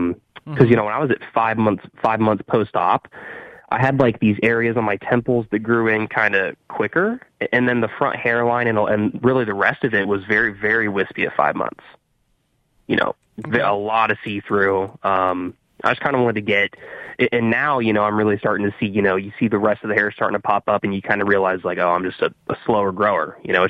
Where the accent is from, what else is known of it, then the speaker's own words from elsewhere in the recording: Ohio, United States; I'm actually from Ohio.